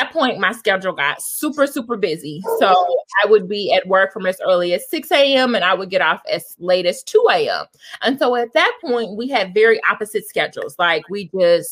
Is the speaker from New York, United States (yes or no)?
no; Indiana, United States; I am from Indiana